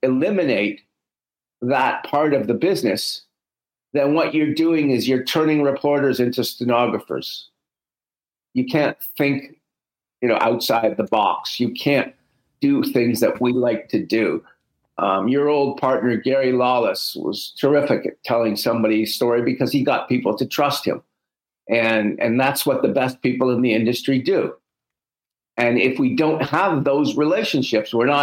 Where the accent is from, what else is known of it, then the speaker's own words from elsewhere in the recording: Canada; We're Canadian